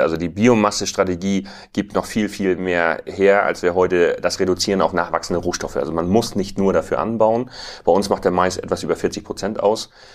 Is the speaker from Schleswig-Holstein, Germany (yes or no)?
yes; Tüttendorf, Schleswig-Holstein, Germany; Ich bin ähm, landwirtschaftlicher Unternehmer hier in Düttendorf, habe 2006 in sechster Generation den Betrieb meines Vaters übernommen